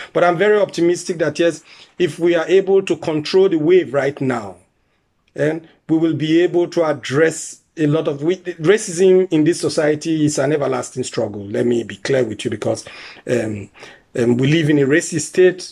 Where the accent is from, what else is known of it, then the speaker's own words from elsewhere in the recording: Nigeria; moved away as an adult; now in Germany; I'm originally from Nigeria. I came in here as an asylum seeker also. I've been here for 15 years now.